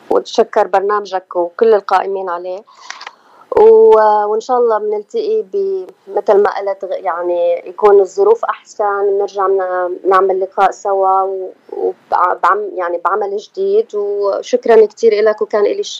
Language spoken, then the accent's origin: Arabic; Palestine; انا بكل فخر من من فلسطين بس انا بعتبر كل البلاد العربيه بلدي